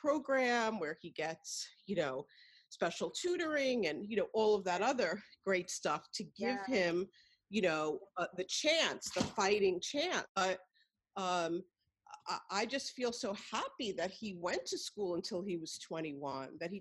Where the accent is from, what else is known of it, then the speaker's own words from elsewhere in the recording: New York City, New York, United States; I'm a white Jewish woman from Brooklyn